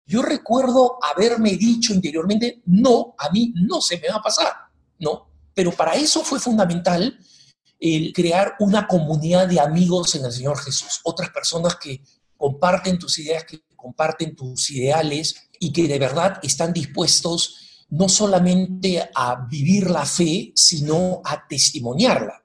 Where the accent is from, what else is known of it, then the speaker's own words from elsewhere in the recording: Peru; also born or lived in Argentina; Y nos criamos en el Perú